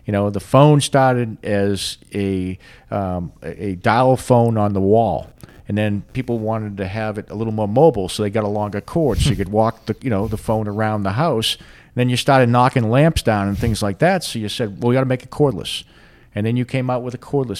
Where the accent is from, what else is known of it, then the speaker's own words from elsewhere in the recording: Boston, Massachusetts, United States; moved away; I'm from Boston, and at least where I was from, we don't do a whole lot of farming where I was from